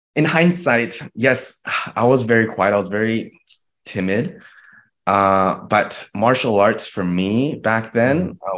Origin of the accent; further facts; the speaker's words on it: Vancouver, British Columbia, Canada; my hometown in Vancouver